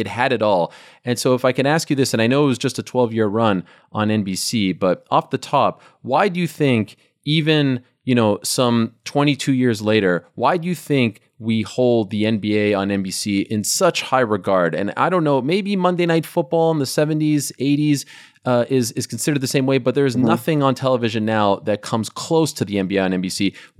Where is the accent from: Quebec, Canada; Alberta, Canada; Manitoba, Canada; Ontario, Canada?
Quebec, Canada; Montreal; I was one of the few left because I'm from Montreal, I was a huge baseball fan.